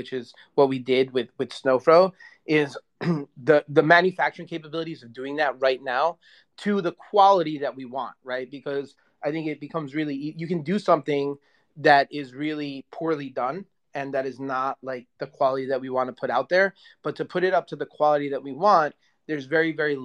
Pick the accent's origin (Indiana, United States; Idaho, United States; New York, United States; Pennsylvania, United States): New York, United States; New York City; moved away; New York is my hometown.